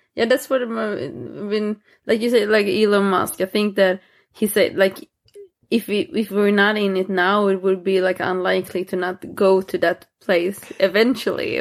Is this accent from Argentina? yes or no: no; Småland, Sweden; English is a second language; moved away; I'm from Småland, even if I don't live there.